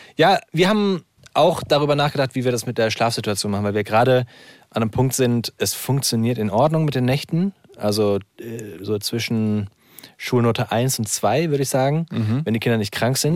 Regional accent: Hesse, Germany; accent: Hessian; Ich bin ja selber Hesse. Ich bin hier aufgewachsen, hier geboren.

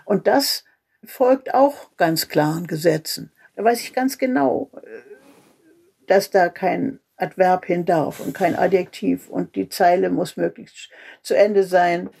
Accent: Germany; also born or lived in Berlin; now in Mecklenburg, Germany; als Deutsche in der Welt

